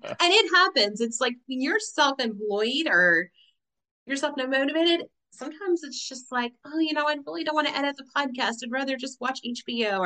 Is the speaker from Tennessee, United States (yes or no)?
yes; Tennessee, United States; I grew up in UT, Big Orange territory